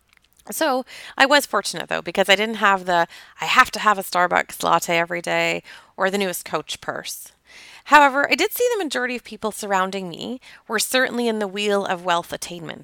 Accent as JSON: {"language": "English", "town": "Toronto", "region": "Ontario", "country": "Canada", "tie": "born or raised there", "said": "I grew up in Toronto, Ontario, Canada"}